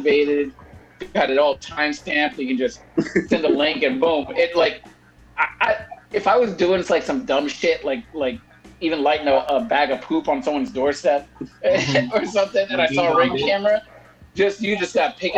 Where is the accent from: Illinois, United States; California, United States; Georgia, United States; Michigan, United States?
California, United States; Bay Area; we always take pride in our area, the Bay Area